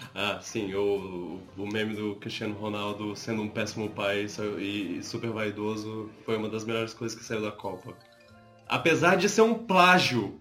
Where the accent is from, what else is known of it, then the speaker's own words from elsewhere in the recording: Brazil; accent: Brazilian; se eles ouvirem minha voz e ouvirem meu sotaque, eles vão perceber que eu sou brasileiro